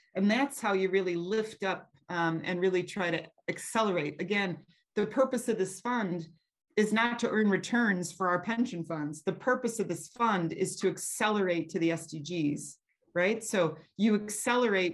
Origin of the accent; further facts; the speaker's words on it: United States; moved away as an adult; also born or lived in Eastern and Southern Africa; I am American